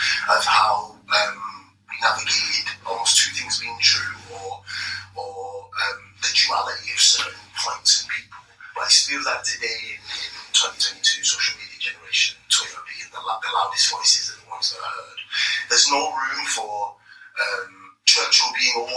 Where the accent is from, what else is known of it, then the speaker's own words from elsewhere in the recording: Grenada; now in United Kingdom; as a man of Caribbean heritage, when I was born in Grenada